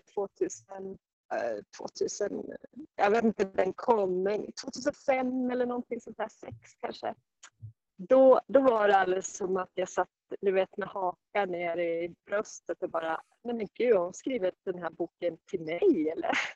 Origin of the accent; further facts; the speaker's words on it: Sandviken, Gävleborg County, Sweden; moved away as an adult; also born or lived in Stockholm; now in Jämtland, Sweden; började jag längta hemåt Sandviken